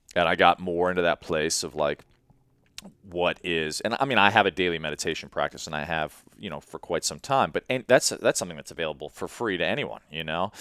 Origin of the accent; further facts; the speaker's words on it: Chicago, Illinois, United States; moved away as an adult; also born or lived in Sri Lanka; I grew up in Chicago